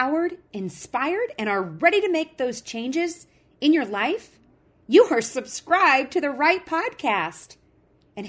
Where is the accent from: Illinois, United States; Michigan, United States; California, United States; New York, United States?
Illinois, United States; now in Montana, United States; I'm originally from Illinois and I moved out into Montana